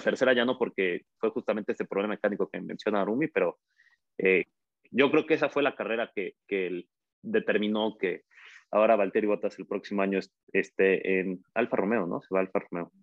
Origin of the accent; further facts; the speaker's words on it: Mexico; nos emociona a nosotros como aficionados mexicanos